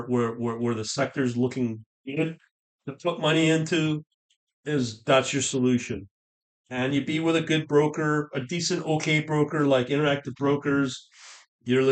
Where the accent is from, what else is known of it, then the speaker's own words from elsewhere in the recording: Canada; As a Canadian